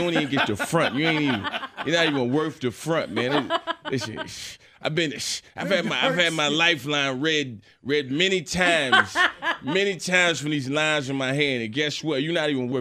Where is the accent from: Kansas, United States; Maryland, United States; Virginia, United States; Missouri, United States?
Virginia, United States; Chesapeake; I grew up in Chesapeake, Virginia.